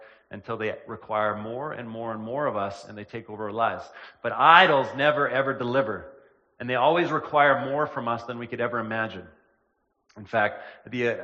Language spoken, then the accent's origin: English; Killarney, Manitoba, Canada; also born or lived in Lena, Manitoba; I spent the latter part of my childhood in Killarney, Manitoba, which is a small town in southern Manitoba.